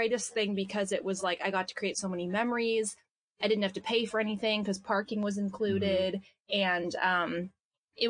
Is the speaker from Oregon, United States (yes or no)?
yes; Portland, Oregon, United States; moved away as an adult; also born or lived in Southern California; I'm from Portland, Oregon. That's where I grew up